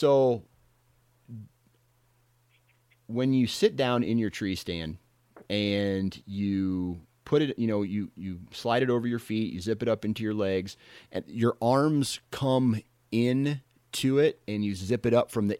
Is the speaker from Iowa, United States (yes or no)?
yes; Iowa, United States; You know, I'm from Iowa, so it can get down.